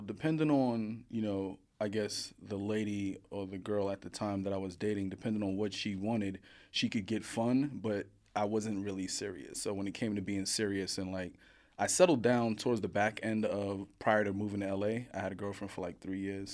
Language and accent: English; New York City, New York, United States; I grew up in Coney Island, Brooklyn, Coney Island.